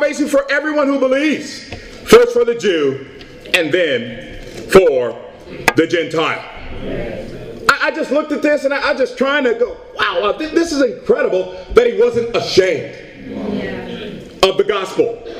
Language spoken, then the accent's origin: English; Portland, Oregon, United States; I'm from Portland, Oregon